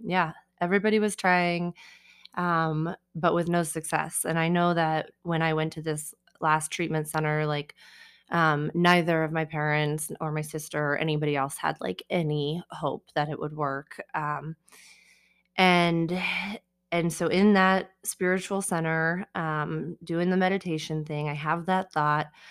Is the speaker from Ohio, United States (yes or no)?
no; Colorado Springs, Colorado, United States; also born or lived in Denver; I grew up here in Colorado Springs, um, and I have lived in Denver now since I was eighteen